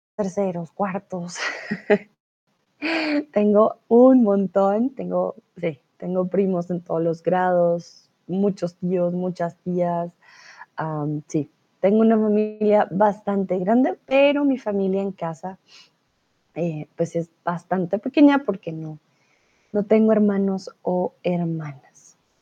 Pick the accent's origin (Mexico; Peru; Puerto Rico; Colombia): Colombia; soy profesora de español, soy de Colombia